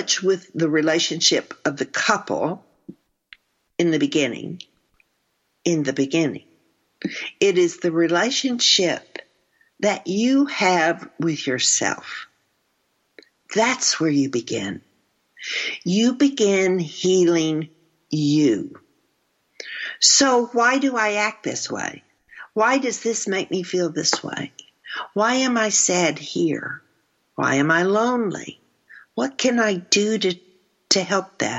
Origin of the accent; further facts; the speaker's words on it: Texas, United States; I'm from Texas.